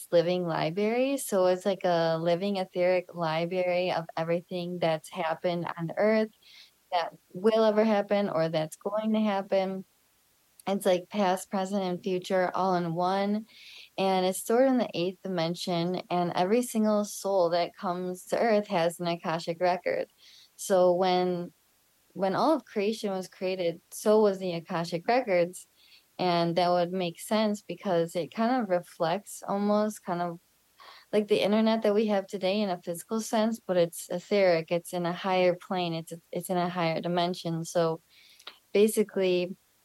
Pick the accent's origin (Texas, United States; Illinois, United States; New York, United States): Illinois, United States; Chicago; also born or lived in Sedona, Arizona; now in Costa Rica; So I was born in Chicago. I was born in 1994. I was a home birth with my mother. She birthed me at home. And yeah, I grew up there.